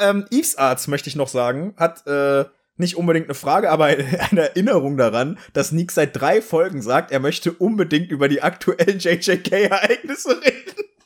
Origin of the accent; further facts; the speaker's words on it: East Germany, Germany; ich hatte Russisch, weil ich bin im Osten aufgewachsen